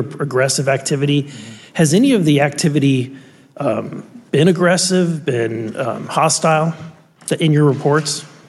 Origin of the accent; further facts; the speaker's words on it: Missouri, United States; I'm from Missouri